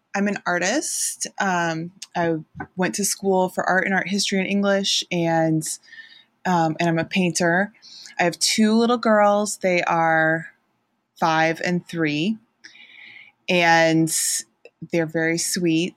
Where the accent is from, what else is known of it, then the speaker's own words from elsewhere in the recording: outside Chicago, Illinois, United States; moved away as an adult; also born or lived in Massachusetts; now in Ohio, United States; I grew up outside Chicago, um, went to college in Massachusetts, lived, um, there, and also abroad for, um, New England mostly for fifteen years